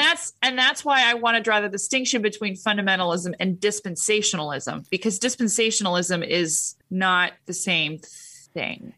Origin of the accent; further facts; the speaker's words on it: Huntington Beach, California, United States; I was raised in Huntington Beach